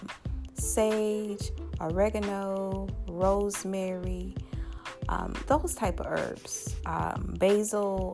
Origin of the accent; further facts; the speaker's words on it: Louisiana, United States; Louisiana, my home state